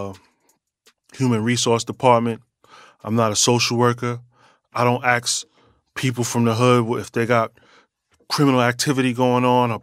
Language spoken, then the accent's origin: English; New York City, New York, United States; I'm a New Yorker, born and raised.